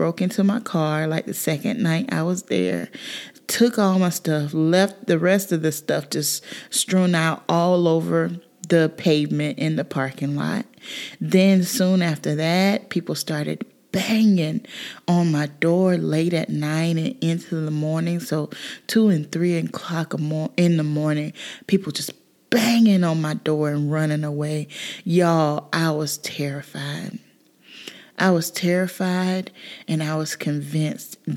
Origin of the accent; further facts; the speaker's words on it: South Carolina, United States; moved away as an adult; I grew up in South Carolina